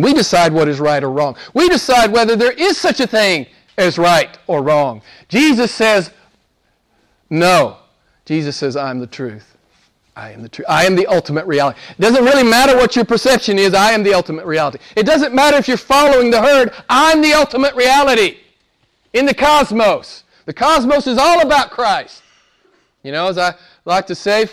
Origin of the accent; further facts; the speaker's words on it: United States; I'm an American